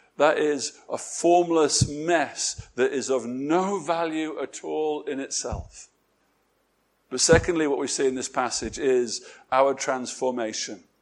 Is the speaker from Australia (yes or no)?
no; England, United Kingdom; My being English